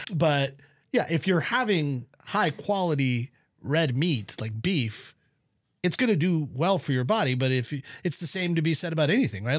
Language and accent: English; West Coast, United States; moved away; growing up on the West Coast